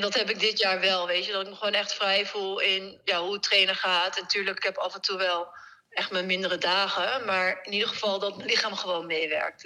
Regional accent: Netherlands; een race in ons thuisland

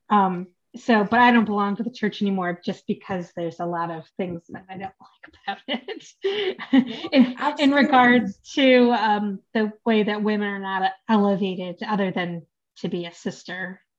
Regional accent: United States; No, I'm American, but uh, Polish and Chinese.

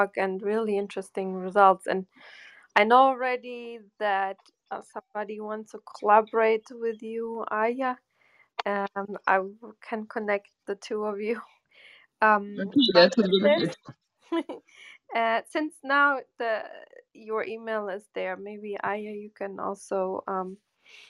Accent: Germany; where I grew up in Germany

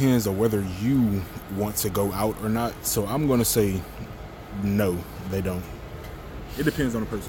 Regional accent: Fort Myers, Florida, United States; now in Perry, United States; I'm from Fort Myers, Florida, but I live in Perry, Florida.

